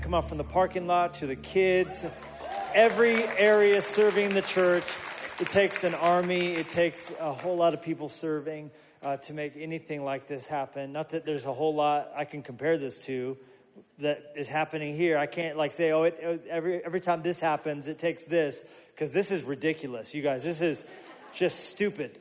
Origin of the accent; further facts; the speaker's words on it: Colorado Springs, Colorado, United States; moved away; also born or lived in Pueblo, Colorado; I was born in Pueblo and raised in, in the Springs